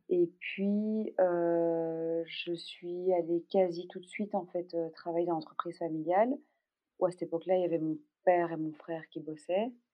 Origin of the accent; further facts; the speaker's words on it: Brussels, Brussels-Capital Region, Belgium; Je suis belge. Je suis née à Bruxelles.